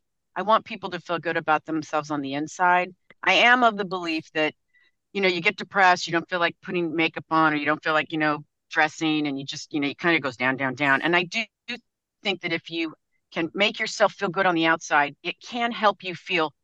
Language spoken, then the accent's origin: English; La Jolla, California, United States; I grew up in La Jolla, California, and I was at the beach all the time